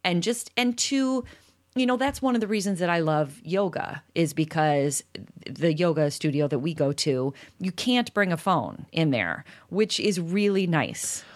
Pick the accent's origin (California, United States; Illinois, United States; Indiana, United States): Illinois, United States; Chicago; I'm from Chicago